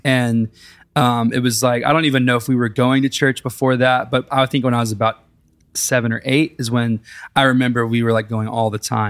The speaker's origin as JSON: {"language": "English", "town": "Big Spring", "region": "Texas", "country": "United States", "tie": "born or raised there", "moved": "yes", "lives_now": "Nashville, United States", "said": "I grew up in Big Spring, Texas"}